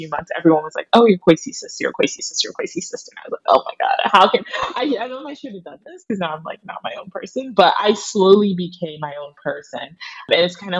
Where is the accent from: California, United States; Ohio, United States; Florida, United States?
Ohio, United States; Pickerington; moved away as an adult; also born or lived in Newark, New Jersey; now in New York City, United States; just got moved away to Pickerington, Ohio